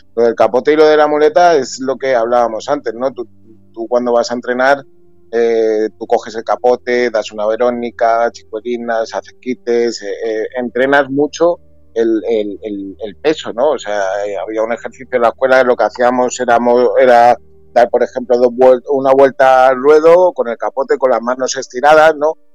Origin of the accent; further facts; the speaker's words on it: Spain; also born or lived in Peru; al no estar aquí en mi país